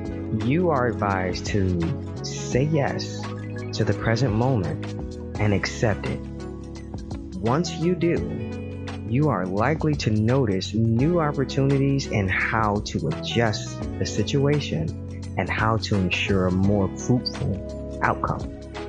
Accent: Michigan, United States; the lottery here in my state is the same or was close to the same in my home state. And let me tell you, it was not.

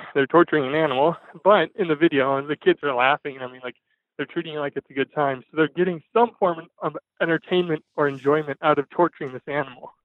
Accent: Fargo, North Dakota, United States; I'm from Fargo, North Dakota.

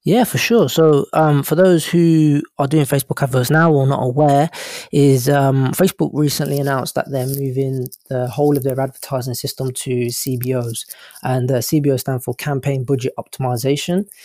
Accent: England, United Kingdom; accent: English; my English accent.

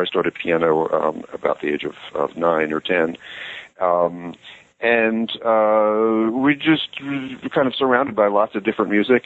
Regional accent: United States; growing up in America

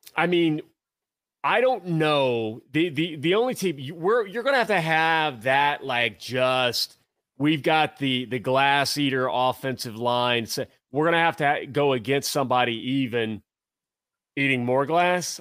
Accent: Tennessee, United States; moved away; also born or lived in Central Ohio; I grew up in Tennessee

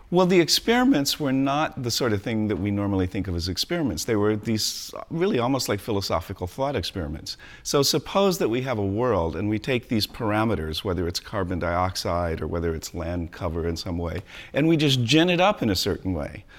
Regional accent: San Diego, California, United States; moved away as an adult; also born or lived in Colorado; I grew up in beaches in San Diego, California, and we always had animals and all

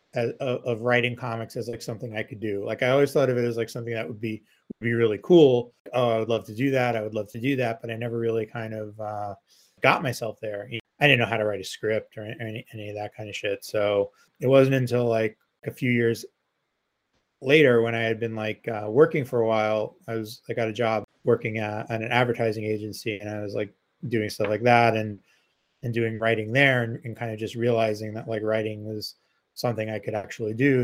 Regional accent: New York City, New York, United States; I grew up in Queens too, a nicer part of Queens than Joe grew up

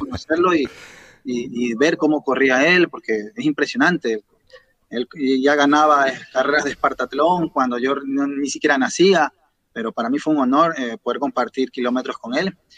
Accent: Guayaquil, Guayas, Ecuador; de Ecuador, especialmente de la ciudad de Guayaquil

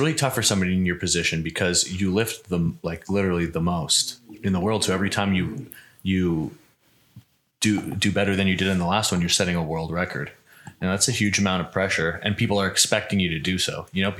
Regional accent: Canada; I come from Canada

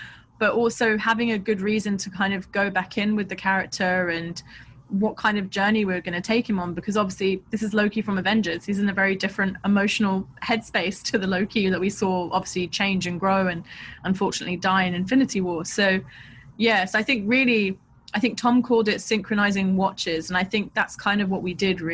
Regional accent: London, United Kingdom; I grew up in Southeast London, I grew up near where they filmed A Clockwork Orange

